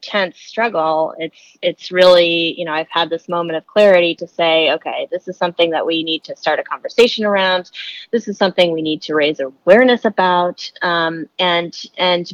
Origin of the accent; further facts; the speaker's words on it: Maine, United States; moved away as an adult; also born or lived in California; I'm originally from Maine. So I moved back to Maine.